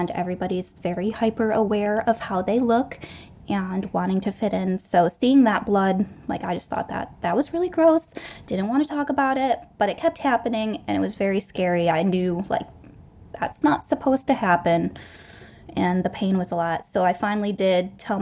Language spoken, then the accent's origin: English; Michigan, United States; We're both from Michigan